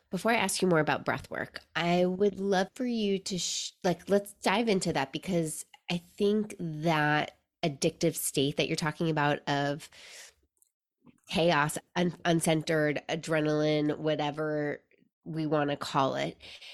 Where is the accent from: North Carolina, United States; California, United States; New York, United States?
New York, United States; New York City; now in Seattle, United States; growing up in New York City